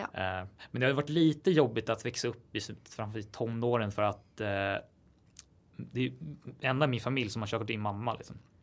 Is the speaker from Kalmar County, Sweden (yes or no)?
no; Täby, Stockholm County, Sweden; jag är uppväxt utanför Stockholm i Täby